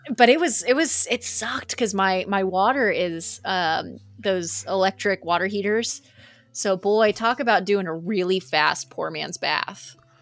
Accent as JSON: {"language": "English", "region": "Texas", "country": "United States", "said": "we're Texans."}